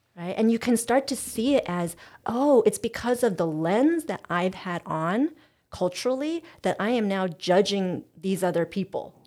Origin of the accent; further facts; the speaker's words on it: United States; in American culture, we prize direct communication